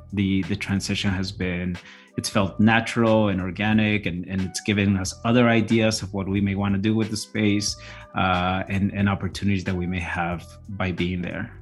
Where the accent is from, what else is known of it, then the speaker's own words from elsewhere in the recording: Chicago, Illinois, United States; English is a second language; also born or lived in Mexico; we landed in Pilsen. That's where I grew up.